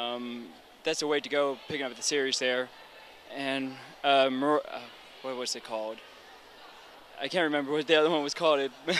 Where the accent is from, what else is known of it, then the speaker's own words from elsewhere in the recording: Baltimore, Maryland, United States; This was my hometown con, so I'm not too far away. Let's hear it for Baltimore.